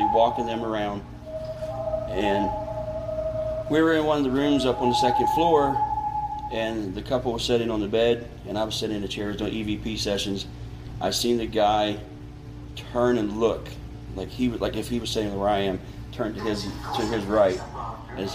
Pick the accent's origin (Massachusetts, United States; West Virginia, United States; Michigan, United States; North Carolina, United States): West Virginia, United States; also born or lived in Marion County, West Virginia / Ohio; I'm born and raised in West Virginia, but I actually live in Marion County.